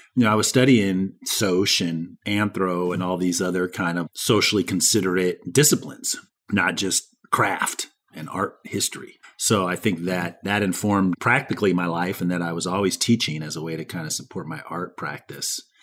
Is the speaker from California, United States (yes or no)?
yes; San Diego, California, United States; I grew up in San Diego, California